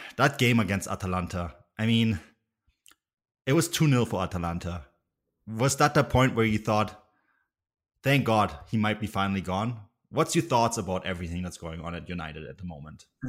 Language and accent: English; Vancouver Island, British Columbia, Canada; Adrian and I are actually, with background on Vancouver Island